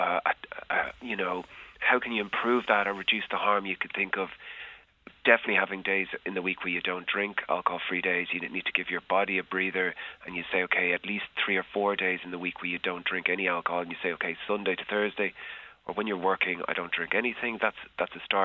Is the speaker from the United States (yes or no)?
no; Ireland; as an Irish person